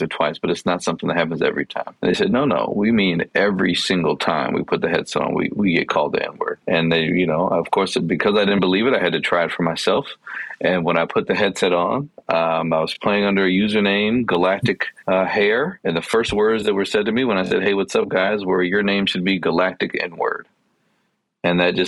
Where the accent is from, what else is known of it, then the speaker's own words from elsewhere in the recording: Chicago, Illinois, United States; I grew up in Chicago in a neighborhood that was predominantly Black and Latinx